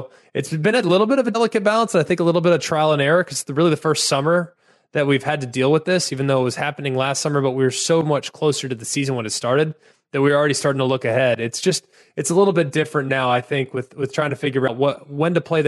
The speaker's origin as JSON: {"language": "English", "town": "Southlake", "region": "Texas", "country": "United States", "said": "But yeah, I'm from Southlake, so I had kind of an interesting recruiting story."}